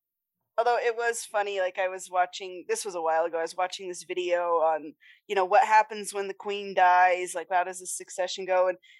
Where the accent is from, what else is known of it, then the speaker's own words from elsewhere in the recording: United States; I'm American.